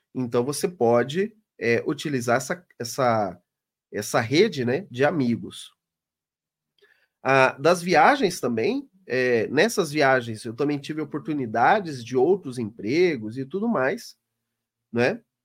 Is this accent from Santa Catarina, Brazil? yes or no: no; Londrina, Paraná, Brazil; lá na minha cidade, no Paraná, em Londrina.